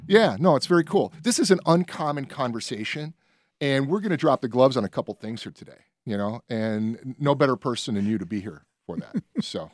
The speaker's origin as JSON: {"language": "English", "town": "Berwyn", "region": "Illinois", "country": "United States", "tie": "born or raised there", "said": "I grew up in Berwyn."}